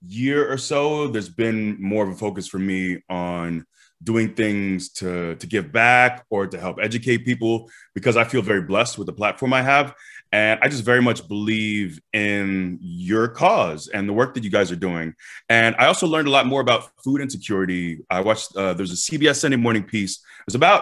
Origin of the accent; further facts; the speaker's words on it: Tampa, Florida, United States; also born or lived in Iowa; now in Land O' Lakes, United States; I'm born and raised in Tampa, been here since 1986